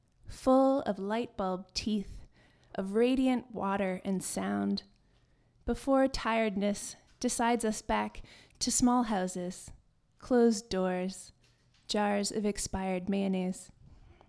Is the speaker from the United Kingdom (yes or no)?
no; Saint John, New Brunswick, Canada; now in Vancouver, Canada; I am a New Brunswicker by birth